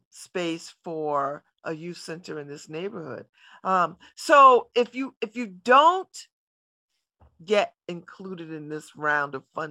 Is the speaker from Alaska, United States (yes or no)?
no; New Haven, Connecticut, United States; I used to live in the Hill. I grew up in the Hill